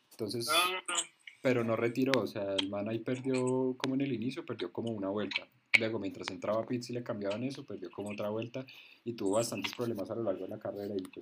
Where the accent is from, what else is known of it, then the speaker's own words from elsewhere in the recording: Colombia; nosotros como colombianos, le tenemos, colombianos le tenemos un cariñito